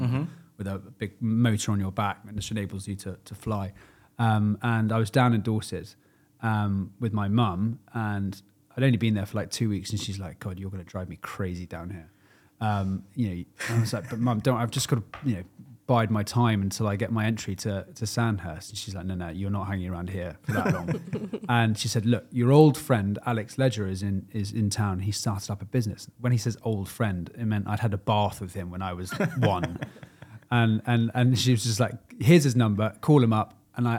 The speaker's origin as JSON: {"language": "English", "town": "Rintown", "region": "North Rhine-Westphalia", "country": "Germany", "tie": "born there", "also_born_or_lived": "Cyprus", "said": "I was born in Germany under the Army of the Rhine in a British military hospital at a place called Rintown. And I have lived in Germany a total of 9 years over three different stints growing up."}